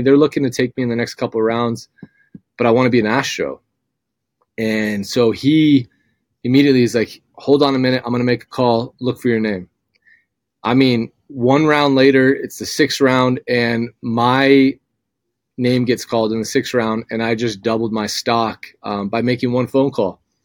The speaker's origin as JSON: {"language": "English", "region": "Southern California", "country": "United States", "moved": "yes", "lives_now": "Meridian, United States", "said": "I'm from Southern California. I grew up a UCLA fan."}